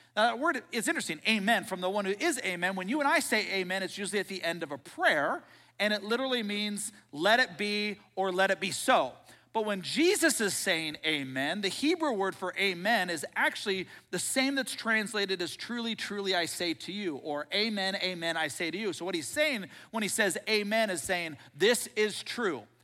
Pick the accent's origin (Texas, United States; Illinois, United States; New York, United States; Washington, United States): Washington, United States; Seattle; I grew up in Seattle.